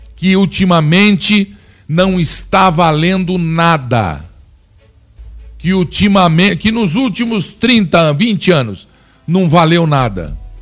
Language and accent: Portuguese; Flórida Paulista, São Paulo, Brazil; also born or lived in Piracicaba, São Paulo; Na cidade onde me criei, fui forjado. Não existe preconceito, somos todos. Lá é uma grande família, uma cidade pequena. O nome dela, Flórida Paulista. Sem falar que sou piracicabano de nascimento